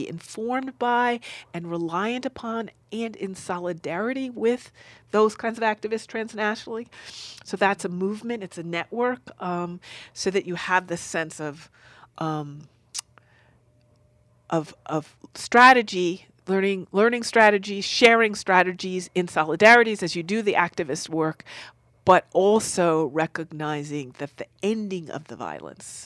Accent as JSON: {"language": "English", "town": "Newark", "region": "New Jersey", "country": "United States", "said": "I'm from New Jersey in Newark"}